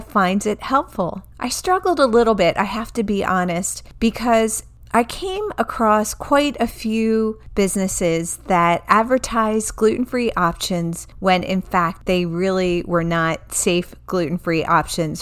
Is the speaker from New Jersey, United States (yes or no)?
yes; New Jersey, United States; moved away; also born or lived in Baltimore; I grew up in New Jersey